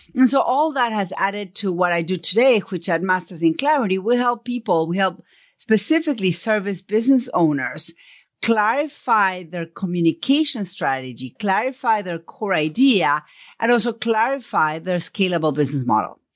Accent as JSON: {"language": "English", "region": "Buenos Aires", "country": "Argentina", "tie": "born or raised there", "accent": "Buenos Aires", "first_language": "Spanish", "second_language": "English", "moved": "yes", "said": "I grew up in Argentina. So first question is, where is your accent from? It's from Buenos Aires. Spanish is my first language"}